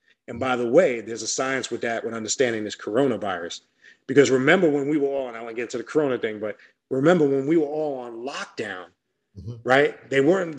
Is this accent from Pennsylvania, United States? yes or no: no; New York, United States; moved away as an adult; now in South Florida, United States; I'm born and raised in New York. And when I came down here to South Florida, several years back